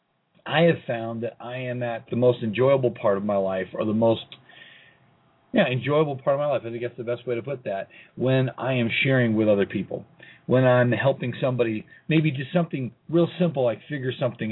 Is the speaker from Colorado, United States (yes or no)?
yes; Colorado Springs, Colorado, United States; here in Colorado Springs in my hometown